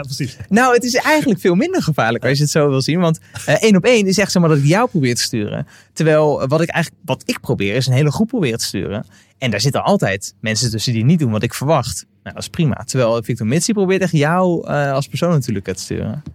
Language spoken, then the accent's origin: Dutch; Westland, South Holland, Netherlands; ik kom uit het Westland